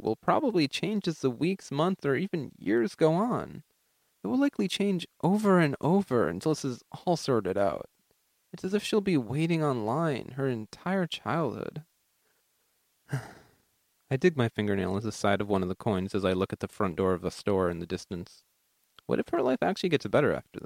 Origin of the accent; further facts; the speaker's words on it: New York City, New York, United States; also born or lived in Greece; I go to William Cullen Bryan High School in Queens